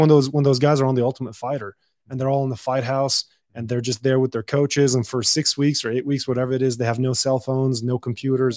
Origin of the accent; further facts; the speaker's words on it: Dubai, United Arab Emirates; now in El Paso, United States; I was born and raised in Dubai